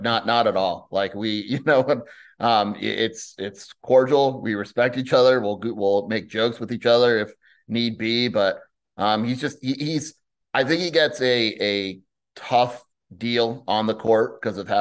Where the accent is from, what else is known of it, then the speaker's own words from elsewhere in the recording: Southern California, United States; moved away as an adult; now in Tucson, United States; I grew up in SoCal. You know, I've been in Tucson since I went here in 2001, but I lived in Southern California